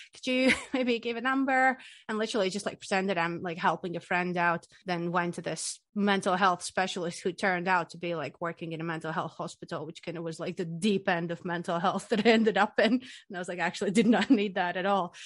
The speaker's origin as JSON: {"language": "English", "region": "Riga", "country": "Latvia", "moved": "as an adult", "lives_now": "Scotland, United Kingdom", "said": "I'm from the sunny country, Latvia. I'm from Riga"}